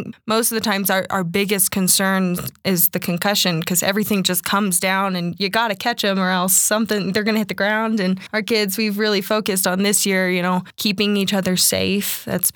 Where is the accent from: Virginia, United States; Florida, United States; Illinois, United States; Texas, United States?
Texas, United States; now in Colorado, United States; I'm actually from Texas originally.